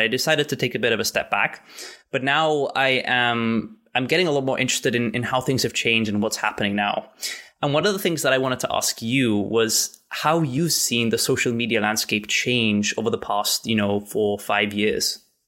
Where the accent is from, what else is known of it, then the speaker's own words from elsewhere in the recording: Gibraltar; I'm from Gibraltar